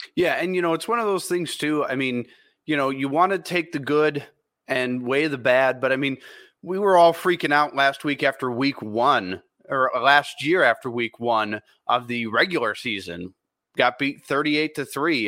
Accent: Minnesota, United States; I grew up in Minnesota

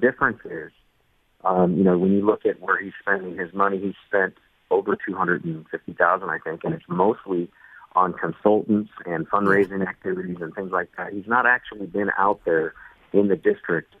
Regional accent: Southern California, United States; moved away as an adult; now in West Virginia, United States; my youth growing up in Southern California

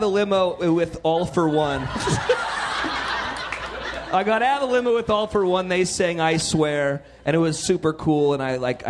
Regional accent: Central California, United States; I come from Central California.

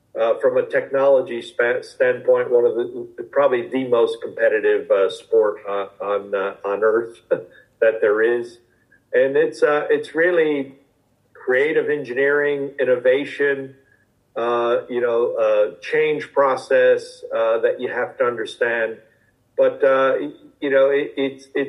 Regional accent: Detroit, Michigan, United States; moved away as an adult; now in Silverstone, United Kingdom; I grew up in the Detroit metro area

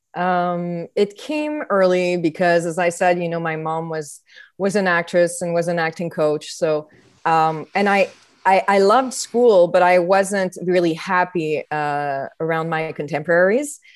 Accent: Montreal, Quebec, Canada; I was raised in Montreal

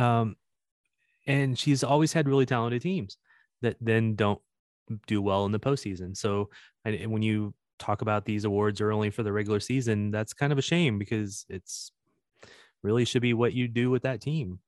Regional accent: Kansas City, United States; I'm from Kansas City

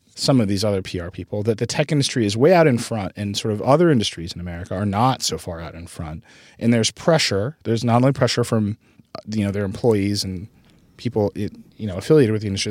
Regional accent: Wisconsin, United States; I was I was raised in Wisconsin

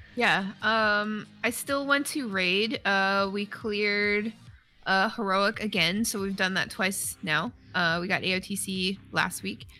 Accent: Canada; because I'm Canadian

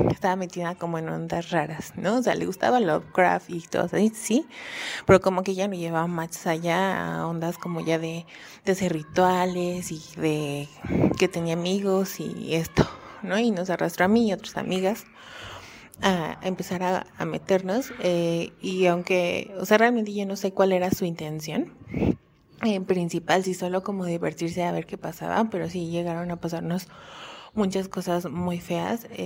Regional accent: Xalapa, Veracruz, Mexico; born there; yo, yo nací en Jalapa, Veracruz, iba siempre a visitar a mis abuelos.

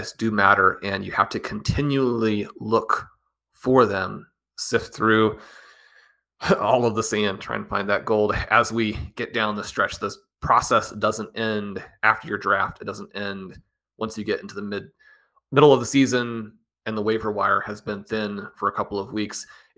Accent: Kansas City, United States; I'm a college basketball guy. I grew up in Kansas City, just down the road from Lawrence.

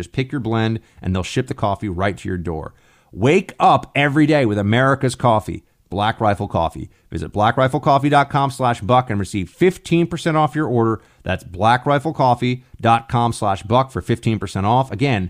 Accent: Long Island, New York, United States; born there; also born or lived in Annandale, Virginia; I used to live in Annandale, Virginia. And I was born in Long Island, New York.

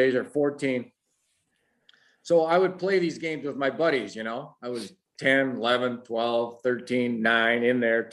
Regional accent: Upper Michigan, United States; as a fan growing up in Upper Michigan

